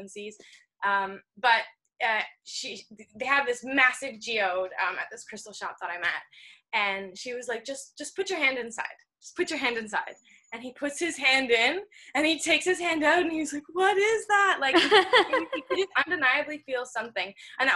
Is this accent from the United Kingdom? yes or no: no; Ontario, Canada; I grew up in Ontario